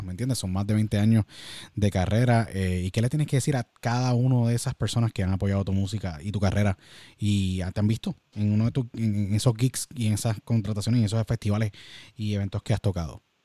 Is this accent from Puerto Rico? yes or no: yes; Puerto Rico; nuestro gran país que siempre que salimos de Puerto Rico nos convertimos en ciudadanos del mundo y extrañamos a Puerto Rico todo el tiempo.